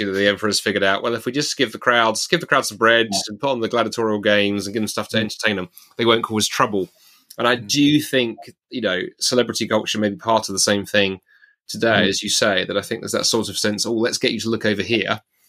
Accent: United Kingdom; as a British Christian

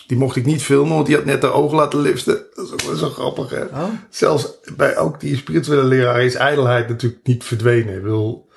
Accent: Netherlands

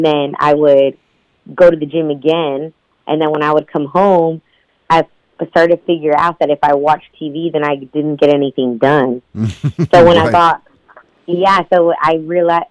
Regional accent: Houston, Texas, United States; I was born and raised in Houston, Texas.

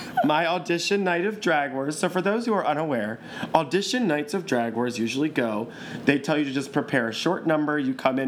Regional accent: Baltimore, Maryland, United States; because I was from Baltimore, where bitches were mean and hateful

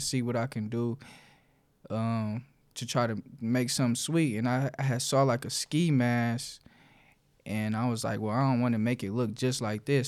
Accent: Detroit, Michigan, United States; the West Side, so, uh, like Joy and Southfield area

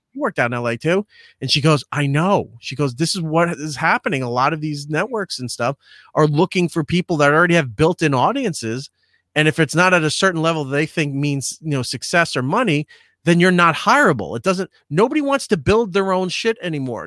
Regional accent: Long Island, New York, United States; growing up on Long Island

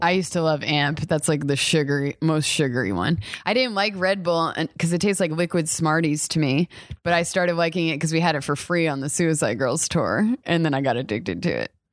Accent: New York, United States; we're both from New York

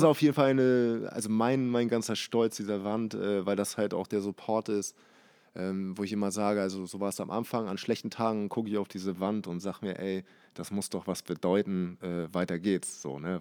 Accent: Hamburg, Germany; gebürtig aus Hamburg, aber äh, nicht aus der Bahnbronx. Eher außerhalb hier in Langhorn aufgewachsen

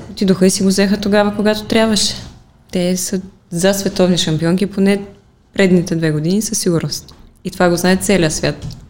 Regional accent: Pleven, Pleven Province, Bulgaria; Аз лично го приемам вътрешно, защото си е моя роден град

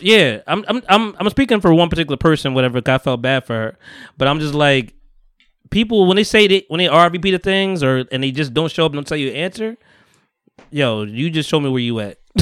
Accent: Bogota, New Jersey, United States; also born or lived in Harlem, New York; I grew up in Bogota

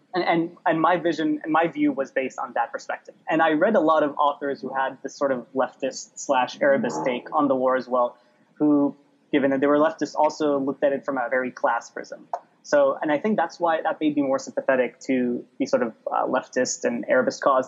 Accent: Dubai, United Arab Emirates; moved away; also born or lived in Baabda District, Lebanon; I was raised in the UAE, grew up among Arabs of all sorts

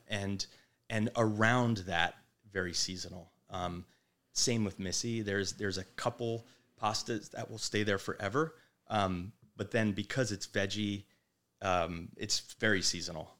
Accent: Manasquan, New Jersey, United States; moved away; the Jersey Shore where we grew up in Manasquan

